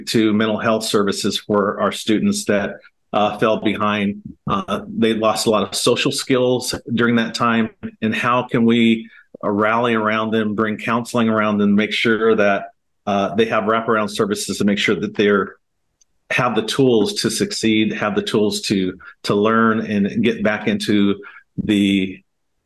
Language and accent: English; Portland, Oregon, United States; I was born and raised here in Portland, Oregon